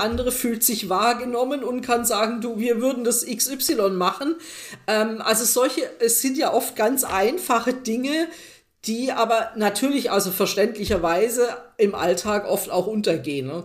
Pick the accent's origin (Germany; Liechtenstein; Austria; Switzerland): Germany; wir, glaube ich, als Deutsche